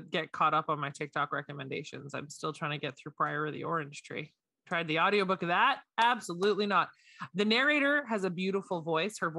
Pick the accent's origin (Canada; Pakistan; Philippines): Canada; at least from my understanding, being a Canadian military spouse.